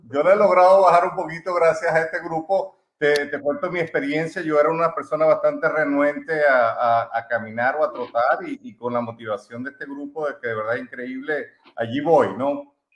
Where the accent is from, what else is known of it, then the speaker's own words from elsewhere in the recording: Venezuela; now in United States; somos eh, …, y …, nosotros somos venezolanos. Eh, tenemos cuatro niños, eh, Andrés, Samantha, Alonso Junior y Sabanita, que tiene seis años. Y, y bueno, tenemos ya casi 18 años en Estados Unidos